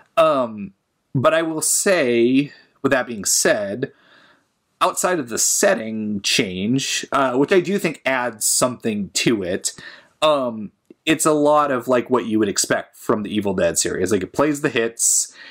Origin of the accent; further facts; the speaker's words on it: Portland, United States; I was back in my hometown, uh, Portland area